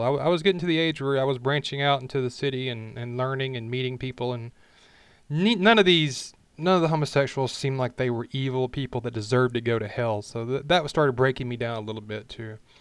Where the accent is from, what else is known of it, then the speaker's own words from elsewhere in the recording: Alabama, United States; I was born and raised, if you can say that, I raised myself, but in Alabama, the middle of the Bible Belt